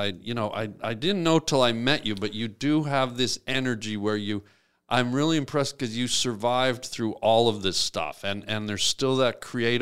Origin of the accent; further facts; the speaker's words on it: Canada; I am Canadian